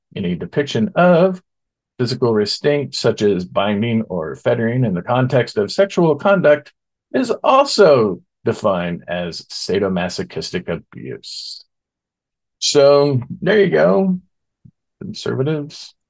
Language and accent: English; Oklahoma, United States; my home state of Oklahoma